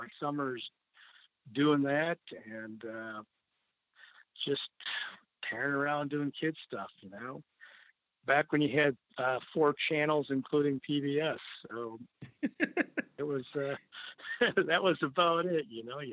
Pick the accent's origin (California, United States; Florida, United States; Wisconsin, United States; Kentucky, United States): Wisconsin, United States; Clintonville; now in Baraboo, United States; I was born in Wisconsin, a little town of Clintonville, up northeastern Wisconsin.